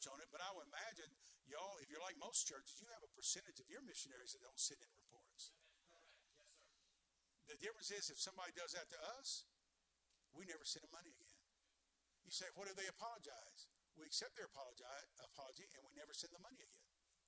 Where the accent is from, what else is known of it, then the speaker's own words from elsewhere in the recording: Deep South, United States; accent: Southern; moved away; also born or lived in New York; I was raised in the deep south